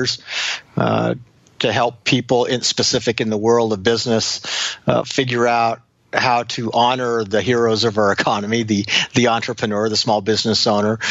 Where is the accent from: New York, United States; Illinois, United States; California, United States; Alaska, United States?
Alaska, United States; Anchorage; I grew up in Anchorage, Alaska